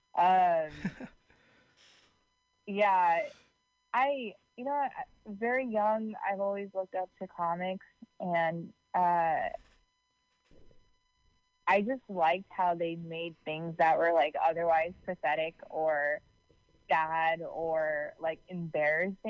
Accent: Livermore / San Francisco Bay Area, California, United States; I kind of like half grew up here, half grew up in the city.

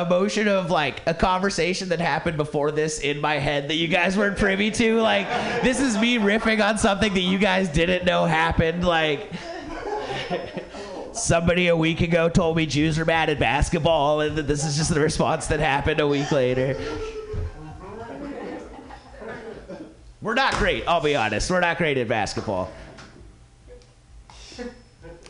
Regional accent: Ventura, California, United States; my hometown of Ventura

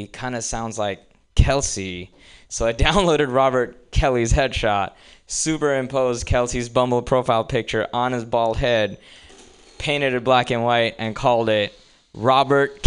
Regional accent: India; moved away as an adult; now in United States; I actually grew up in India. I'm here on a visa and everything

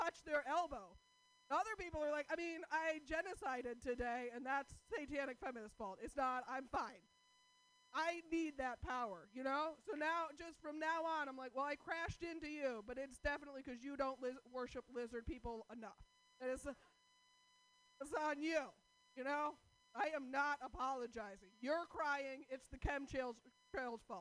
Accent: Portland, United States; I'm from Portland

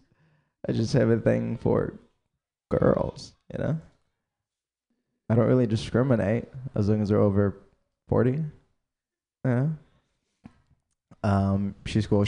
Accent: Egypt; now in United States; I grew up in Egypt

